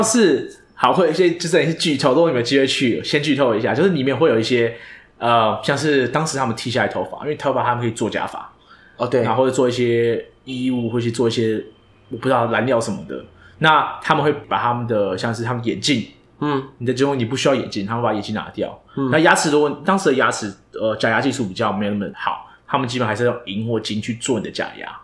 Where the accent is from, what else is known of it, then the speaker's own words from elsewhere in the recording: Taiwan; 身为一个台湾人